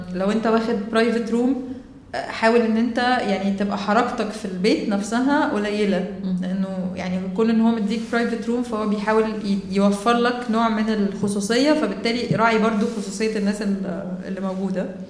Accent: Egypt; انا اصلا من مصر طالعه

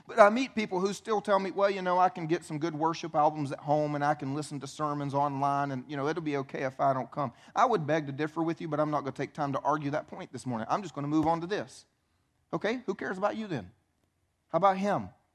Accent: the Bible Belt, United States; I grew up here in the Bible Belt

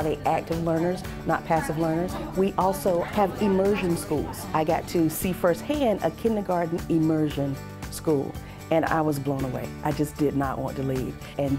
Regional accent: Hertford County, North Carolina, United States; I'm from Hertford County

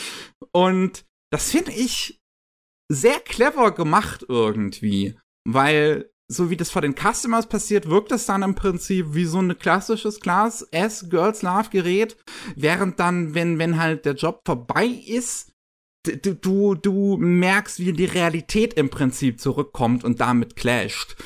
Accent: Germany; bei uns in Deutschland

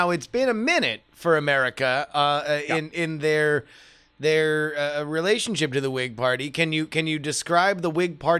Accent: South Florida, United States; I am from South Florida.

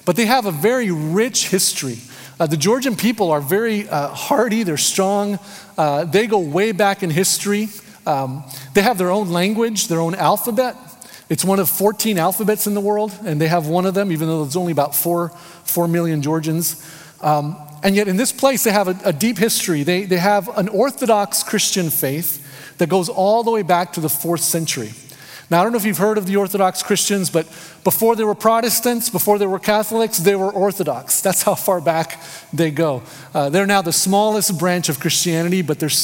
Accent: United States; moved away; I'm an American, kind of in this third place

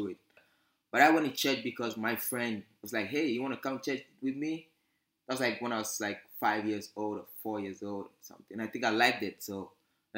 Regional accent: Accra, Greater Accra, Ghana; accent: British; moved away as an adult; now in Gambier, United States; I was born in the capital city, Accra, Ghana. Lived there my whole life.

